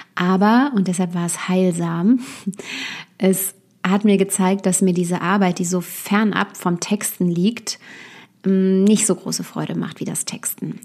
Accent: Westerwald, Rhineland-Palatinate, Germany; moved away as an adult; also born or lived in Düsseldorf; Ich bin äh, gebürtig aus Düsseldorf, aber ich habe meine ähm, Kindheit und Jugend eben hier im Westerwald verbracht, wo ich jetzt auch wieder bin

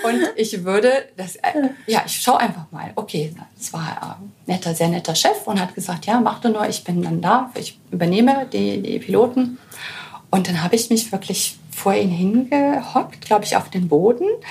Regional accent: Germany; als Deutsche

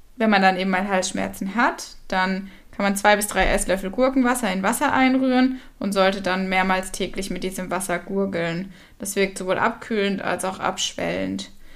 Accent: Southern Germany, Germany; ich komme ja aus dem Süden von Deutschland

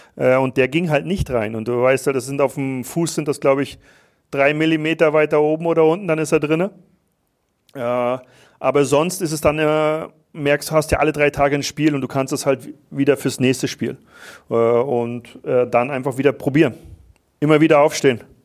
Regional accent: Wismar, Mecklenburg-Vorpommern, Germany; now in Vienna, Austria; ich weiß, wo ich herkomme, ich komme aus, aus Mecklenburg

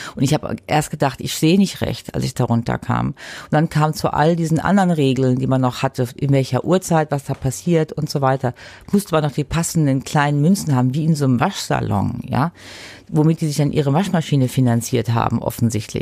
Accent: Germany; now in Switzerland; ich als Deutsche und mittlerweile Schweizerin

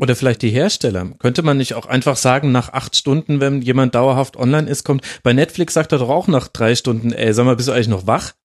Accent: Franconia, Bavaria, Germany; hat man bei uns in Franken immer gesagt

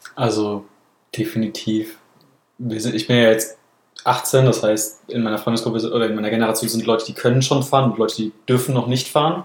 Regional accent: Baden-Württemberg, Germany; wo ich herkomme, in Anführungsstrichen, in Süddeutschland

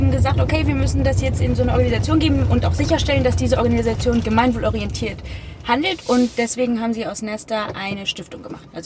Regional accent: Hamburg, Germany; ja, ich bin in Hamburg aufgewachsen.

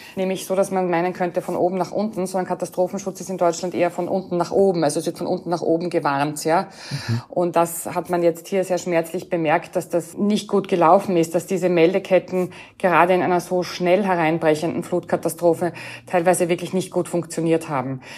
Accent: Austria; als Österreicherin

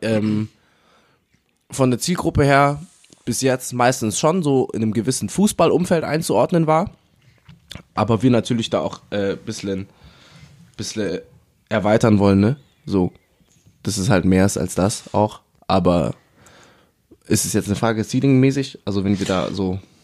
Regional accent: Munich, Bavaria, Germany; ich bin aus München.

